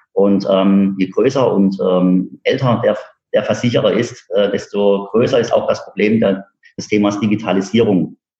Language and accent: German; Karlsruhe, Baden-Württemberg, Germany; Wir sitzen bei Karlsruhe. Äh, ich bin in Karlsruhe geboren